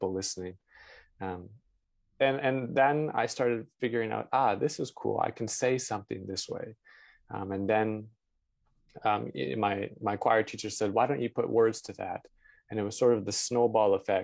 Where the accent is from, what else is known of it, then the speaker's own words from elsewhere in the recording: London, Ontario, Canada; moved away as an adult; also born or lived in Vancouver, Canada / New York, United States / Toronto, Canada; I grew up in London, Ontario